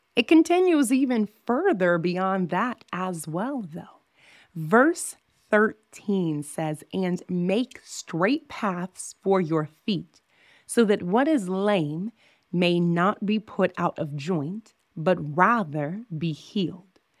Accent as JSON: {"language": "English", "region": "Southern Illinois", "country": "United States", "tie": "born or raised there", "moved": "as an adult", "lives_now": "Las Vegas, United States", "said": "I am from Southern Illinois."}